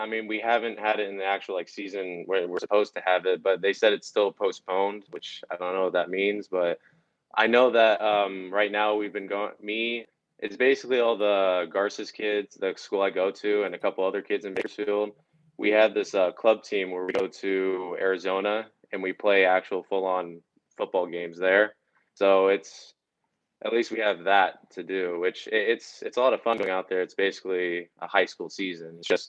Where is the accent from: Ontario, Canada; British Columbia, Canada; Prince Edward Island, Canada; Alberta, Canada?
Alberta, Canada; Calgary; Well, I grew up in many different places. One of the places I grew up in was in Calgary, Canada.